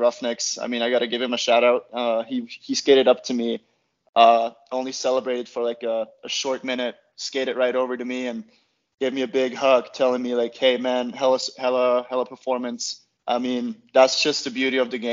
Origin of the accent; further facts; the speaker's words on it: Austria; moved away as an adult; also born or lived in Utah; now in Lake Tahoe, United States; started playing at the club back home in my hometown at like 3.5.